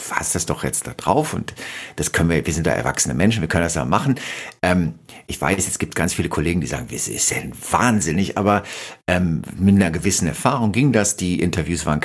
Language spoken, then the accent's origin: German; West Germany, Germany; auch mal im Osten von Deutschland in Sender gearbeitet, wo man halt einfach als Wessi auch immer derjenige war, der der Intruder war